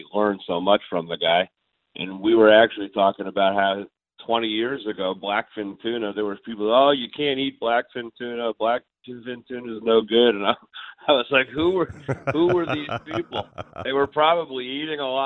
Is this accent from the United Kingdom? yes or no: no; Northeast, United States; now in Florida, United States; I grew up tuna fishing in the Northeast